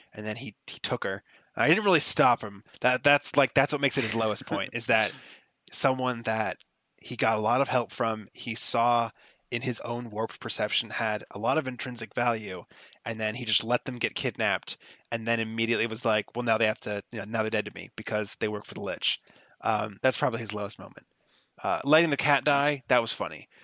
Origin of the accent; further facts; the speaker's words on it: Florida, United States; I'm from Florida